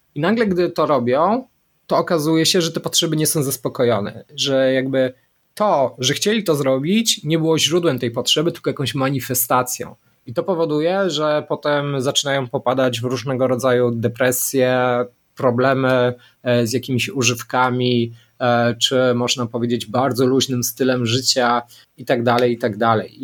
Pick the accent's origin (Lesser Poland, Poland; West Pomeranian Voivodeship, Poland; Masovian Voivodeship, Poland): Lesser Poland, Poland; Szczawnica; ja pochodzę ze Szczawnicy, południa